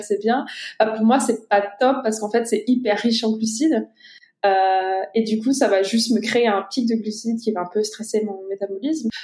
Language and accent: French; France; moved away; also born or lived in United States; en tant que Français